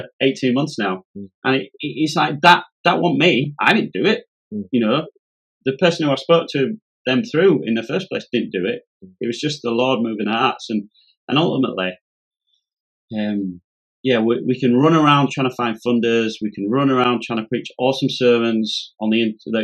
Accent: Yorkshire and the Humber, United Kingdom; I'm a Yorkshireman

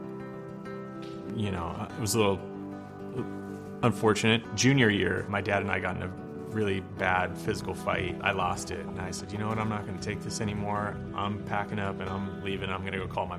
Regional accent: Los Angeles, California, United States; I'm from Venice, California, born and raised.

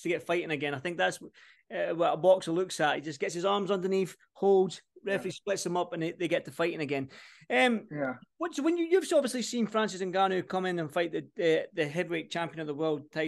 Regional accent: Scotland, United Kingdom; I'm Scottish

